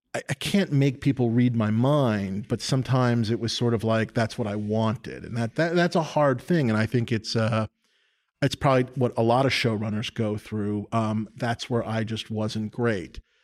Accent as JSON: {"language": "English", "town": "New York City", "region": "New York", "country": "United States", "tie": "born or raised there", "said": "I grew up in New York City. I grew up on, uh, the Upper West Side, seventieth and West End"}